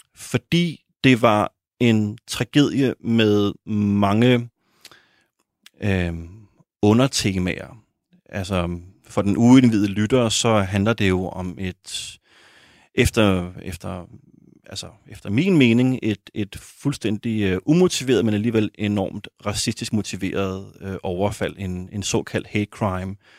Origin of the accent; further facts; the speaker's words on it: Copenhagen, Capital Region of Denmark, Denmark; boede øh, også i urbanplanen på Amager, hvor jeg voksede op.